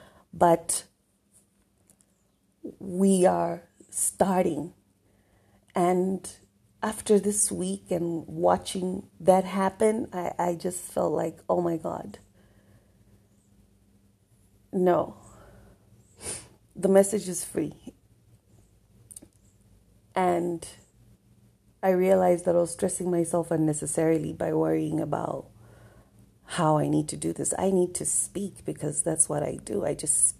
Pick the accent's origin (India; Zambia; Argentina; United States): Zambia; now in South Africa; I am in South Africa right now. I was born in Zambia.